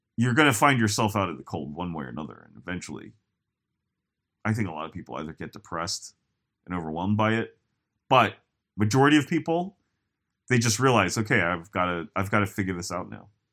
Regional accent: United States; I am very American

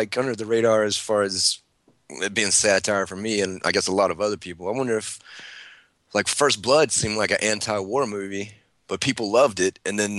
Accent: Buenos Aires, Argentina; I'm from Buenos Aires, and I say kill them all.

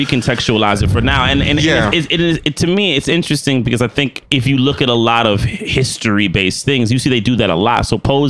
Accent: New York, United States; I'm from New York

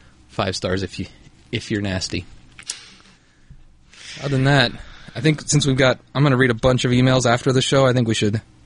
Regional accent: Kansas, United States; We're from Kansas.

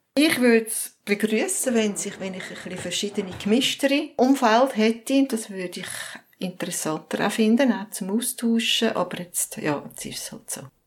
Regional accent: Zurich, Switzerland; Ich bin auch in Zürich aufgewachsen.

